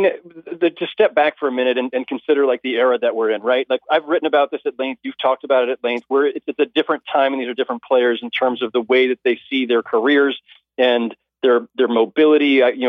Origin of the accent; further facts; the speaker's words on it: Bay Area, California, United States; I'm from the Bay Area